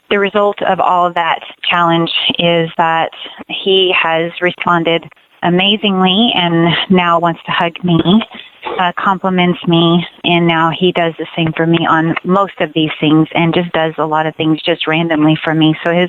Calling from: Texas, United States; Hi, Randy. And … I'm from Texas, and I listen to your show all the time

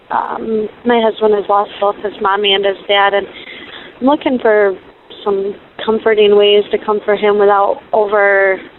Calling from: Michigan, United States; Yes, I'm calling from Michigan.

